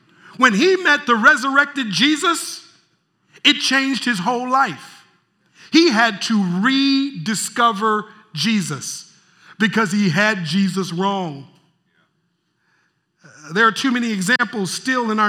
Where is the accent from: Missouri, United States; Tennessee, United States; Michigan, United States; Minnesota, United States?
Minnesota, United States; Minneapolis; moved away; I'm from Minneapolis originally